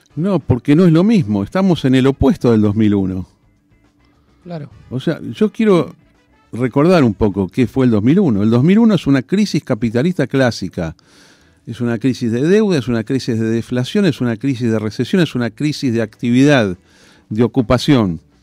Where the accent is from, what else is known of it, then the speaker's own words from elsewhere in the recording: Argentina; Yo soy el argentino más alcista de mentalidad que hay